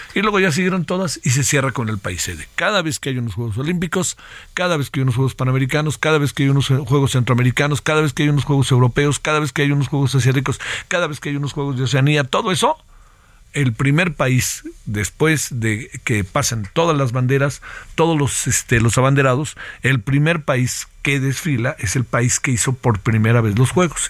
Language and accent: Spanish; Mexico; mexicanos, mexicanos. Sí, mexicanos